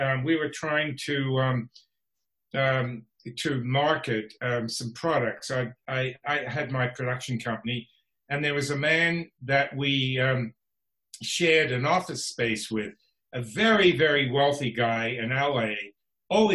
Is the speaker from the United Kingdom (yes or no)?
no; Canberra, Australian Capital Territory, Australia; moved away as an adult; now in Los Angeles, United States; I was born in Australia, Canberra, the capital city.